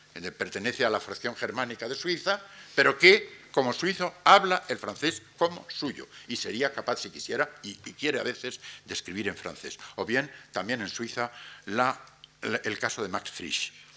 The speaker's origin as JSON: {"language": "Spanish", "country": "Spain", "said": "nos constituye más como españoles"}